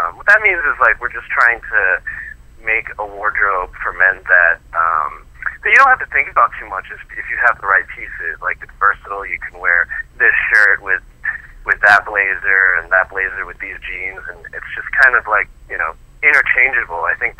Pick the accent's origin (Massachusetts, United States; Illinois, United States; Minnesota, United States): Massachusetts, United States; Boston; now in New York, United States; I'm a transplant from Boston, and, you know, coming to New York, I really had to step up my fashion game as well